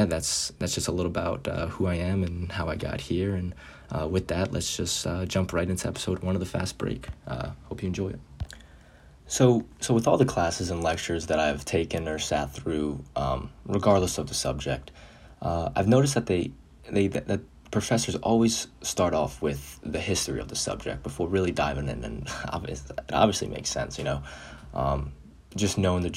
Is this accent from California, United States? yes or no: no; Chicago, Illinois, United States; born there; now in Short Hills, United States; sports media major. I was born in Chicago, Illinois, but currently live in Short Hills, New Jersey